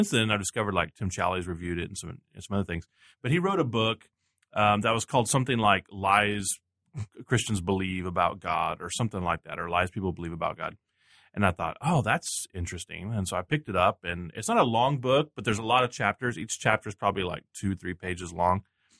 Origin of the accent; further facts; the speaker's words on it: Texas, United States; I grew up in Texas